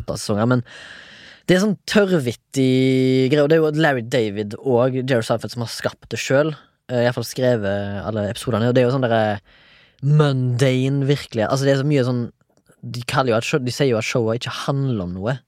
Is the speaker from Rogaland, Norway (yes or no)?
yes; Haugesund, Rogaland, Norway; Jeg er fra Haugesund, 34 år